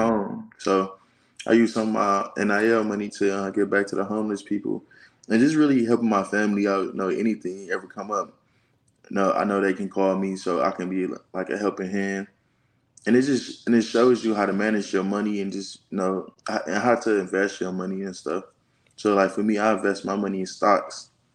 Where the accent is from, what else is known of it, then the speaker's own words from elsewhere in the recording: Detroit, Michigan, United States; now in Auburn, United States; I'm from Detroit, Michigan